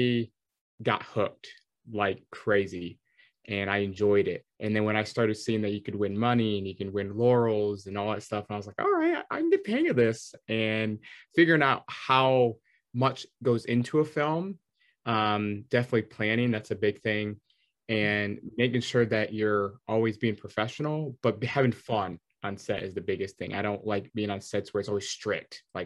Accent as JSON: {"language": "English", "region": "Michigan", "country": "United States", "tie": "born or raised there", "said": "I grew up in Michigan"}